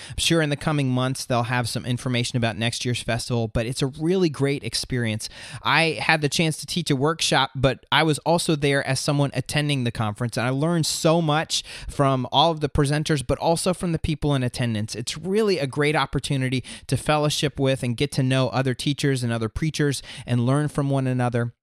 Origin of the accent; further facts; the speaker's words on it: Florida, United States; moved away as an adult; now in southeastern United States; I grew up and lived in Florida up until last summer.